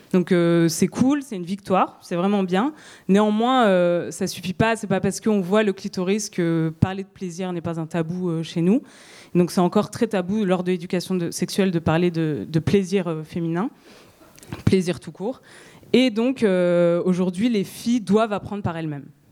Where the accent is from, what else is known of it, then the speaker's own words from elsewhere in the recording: France; chez nous, en France